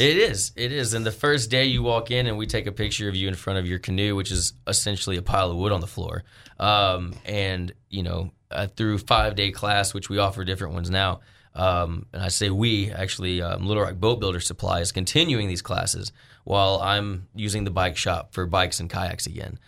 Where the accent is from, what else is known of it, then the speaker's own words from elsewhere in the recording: Arkansas, United States; also born or lived in Colorado; I came back home from Arkansas